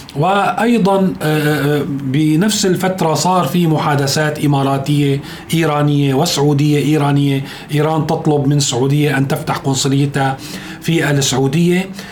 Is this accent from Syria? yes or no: yes; Syria; نحن كسوريين